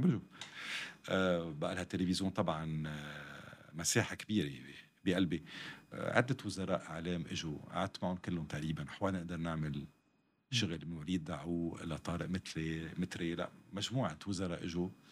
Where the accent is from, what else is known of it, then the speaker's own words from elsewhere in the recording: Lebanon; حتى اذا عندي جنسيه ثانيه وثالثه بس انا لبناني بنتمي لهالمحيط